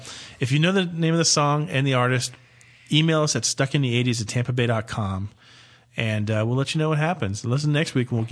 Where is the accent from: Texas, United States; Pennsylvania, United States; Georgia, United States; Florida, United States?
Florida, United States; I've lived in Florida my whole life.